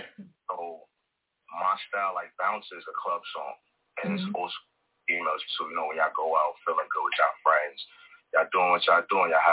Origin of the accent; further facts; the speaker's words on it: Brooklyn, New York, United States; Up on the block, I'm from Brooklyn in the Star, so a lot of my friends growing up was females